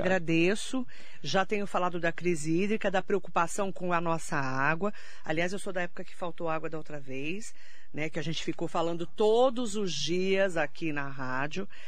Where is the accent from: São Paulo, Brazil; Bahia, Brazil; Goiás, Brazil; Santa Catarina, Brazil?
São Paulo, Brazil; Mogi das Cruzes; nós que somos de Mogi